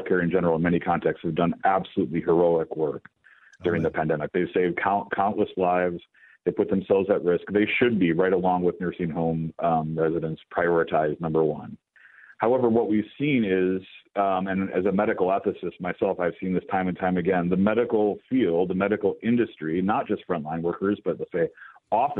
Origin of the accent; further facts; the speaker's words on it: New Jersey, United States; my home state of New Jersey